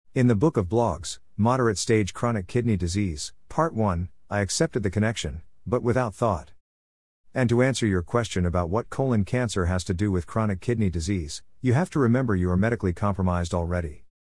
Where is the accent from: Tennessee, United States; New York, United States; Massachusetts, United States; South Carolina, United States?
New York, United States; Growing up in New York